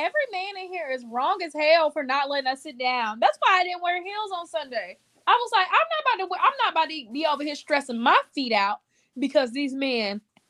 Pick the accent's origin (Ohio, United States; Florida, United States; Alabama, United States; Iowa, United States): Alabama, United States; now in Texas, United States; We're from Alabama.